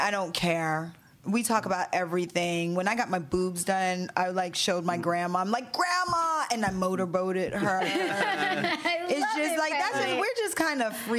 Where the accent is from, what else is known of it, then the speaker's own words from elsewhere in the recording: the South, United States; we're from the South.